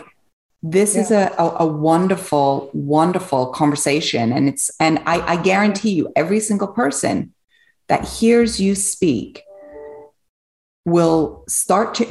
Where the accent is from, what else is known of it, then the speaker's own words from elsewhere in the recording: England, United Kingdom; also born or lived in Switzerland; now in United States; I grew up in England. I was born in Switzerland